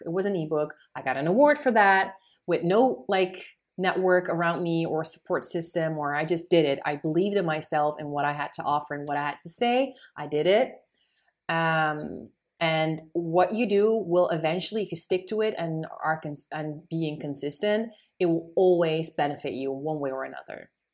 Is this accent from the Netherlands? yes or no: yes; Netherlands; I have Moroccan roots, but I am born and raised in the Netherlands